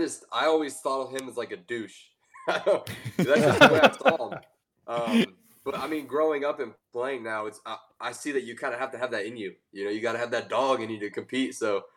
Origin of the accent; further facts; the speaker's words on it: Clearwater, Florida, United States; We're from Clearwater